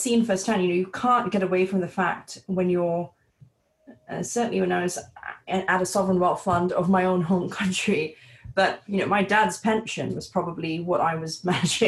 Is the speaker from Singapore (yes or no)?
yes; Singapore; also born or lived in British Columbia; my home country in Singapore